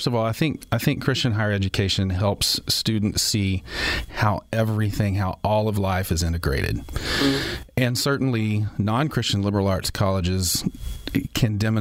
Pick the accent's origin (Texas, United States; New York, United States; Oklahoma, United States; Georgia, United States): Oklahoma, United States; also born or lived in Kansas; I grew up in Oklahoma